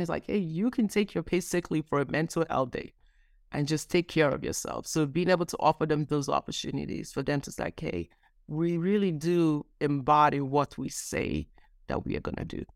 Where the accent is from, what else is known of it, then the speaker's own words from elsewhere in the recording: Nigeria; I grew up Nigerian. I was born in Nigeria